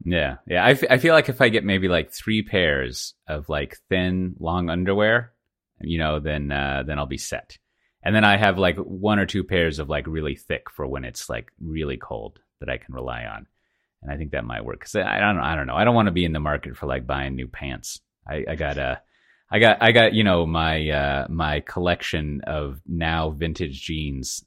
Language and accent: English; Texas, United States; now in Amsterdam, Netherlands; I'm from Texas